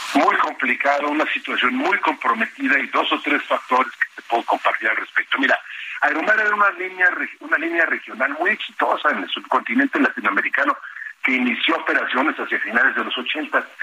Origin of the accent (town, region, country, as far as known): Mexico